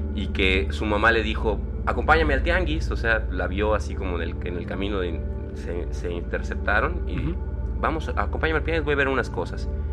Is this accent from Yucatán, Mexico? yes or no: yes; Yucatán, Mexico; soy el único yucateco con superpoderes que conozco